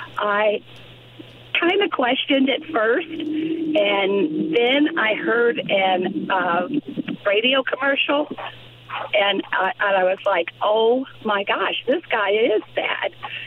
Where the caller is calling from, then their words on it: Bloomington, Illinois, United States; I'm from the Bloomington area, and sometimes it's hard to pick you up, but I get you most of the time.